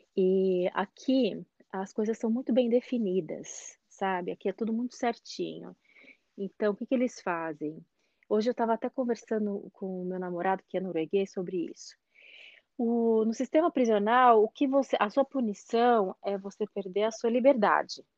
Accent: Brazil; moved away as an adult; now in Norway; já que eu sou brasileira

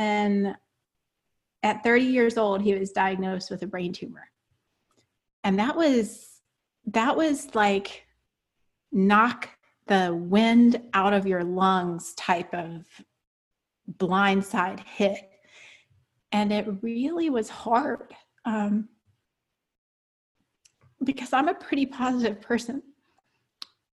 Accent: the South, United States; I was raised in the South, grew up on a dirt road

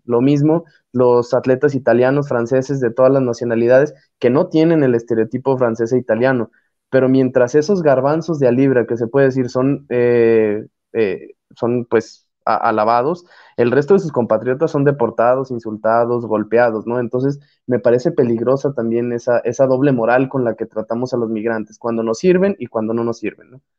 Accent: Mexico

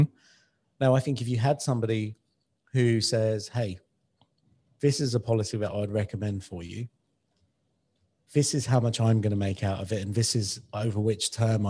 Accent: United Kingdom; now in Dubai, United Arab Emirates; I'm kind of from the UK and I live in Dubai.

